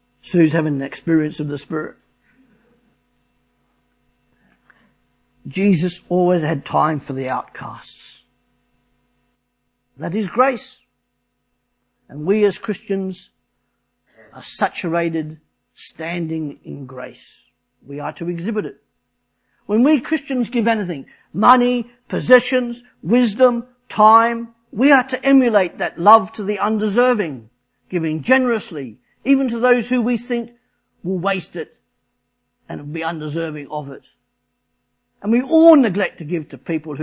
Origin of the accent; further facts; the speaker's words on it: Australia; moved away; I'm Australian